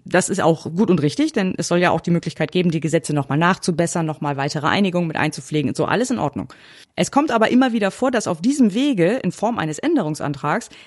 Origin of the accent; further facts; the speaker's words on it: Northern Germany, Germany; Ich bin ja auch ein Norddeutscher und man sieht mir meine Freude nicht unbedingt an, aber ich freue mich richtig.